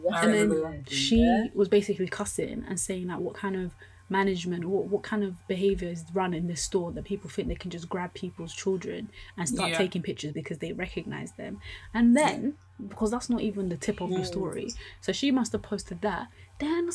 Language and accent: English; Nigeria; I'm Nigerian, lots of great Nigerian friends